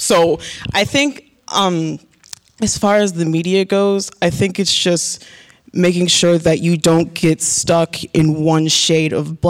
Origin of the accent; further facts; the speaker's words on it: Phoenix, Arizona, United States; I'm from Phoenix, Arizona, and I'm a psychology major.